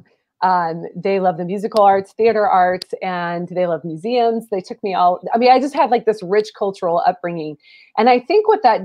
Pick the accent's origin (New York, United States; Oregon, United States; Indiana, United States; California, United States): Oregon, United States; Portland; moved away as an adult; also born or lived in Southern United States; I'm from the Pacific Northwest of the United States. I'm actually from Portland, Oregon